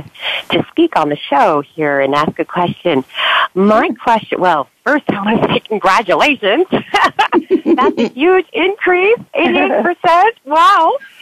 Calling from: San Francisco, California, United States; also born or lived in Dublin, California; I'm calling from Dublin, California, but I live in San Francisco, California. I'm visiting for the holidays.

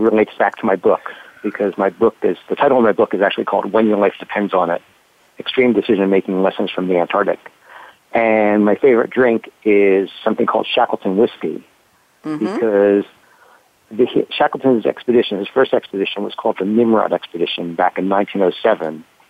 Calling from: London, United Kingdom; Well, actually, I'm calling from London.

